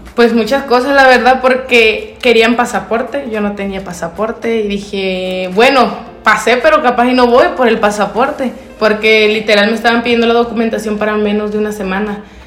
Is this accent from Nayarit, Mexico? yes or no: yes; Acaponeta, Nayarit, Mexico; de allá de mi rancho, de Caponeta